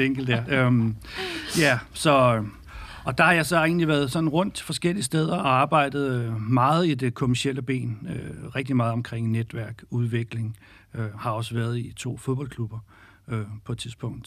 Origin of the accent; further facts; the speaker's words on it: Birkerød, Capital Region of Denmark, Denmark; har selv spillet fodbold som ung knægt i Skjold Birkerød